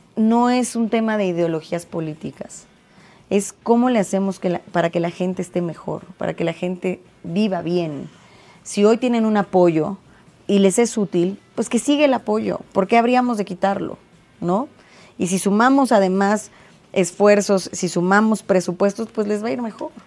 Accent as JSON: {"language": "Spanish", "region": "State of Mexico", "country": "Mexico", "said": "los mexiquenses somos mexicanos dos veces"}